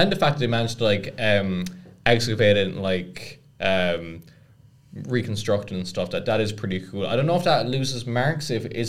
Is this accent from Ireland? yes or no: yes; Cork, Munster, Ireland; That is, yeah, because like Cork, my hometown, had medieval walls as well.